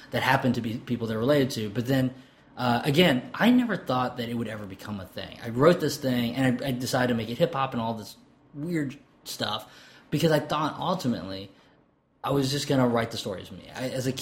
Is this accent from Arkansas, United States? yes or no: yes; Arkansas, United States; I was born in Arkansas